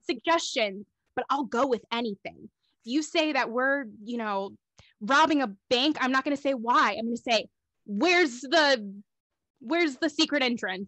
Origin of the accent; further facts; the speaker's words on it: Miami, Fort Lauderdale area, South Florida, United States; moved away as an adult; also born or lived in Orlando, Florida; now in Los Angeles, United States; I grew up in the South Florida, Miami, Fort Lauderdale area